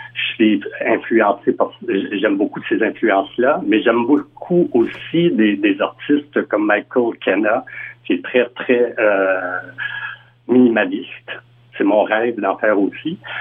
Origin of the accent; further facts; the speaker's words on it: Western Canada, Canada; moved away as an adult; now in Montreal, Canada; je suis originaire de l'Ouest canadien